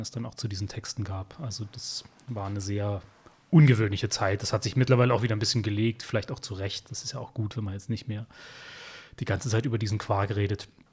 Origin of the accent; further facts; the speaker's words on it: Upper Lusatia, Saxony, Germany; moved away as an adult; also born or lived in Dresden; now in Berlin, Germany; zu Hause in der Oberlausitz, wo ich herkomme.